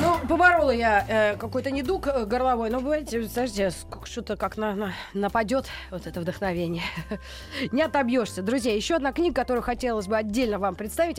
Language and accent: Russian; Moscow, Russia; мы, москвичи-то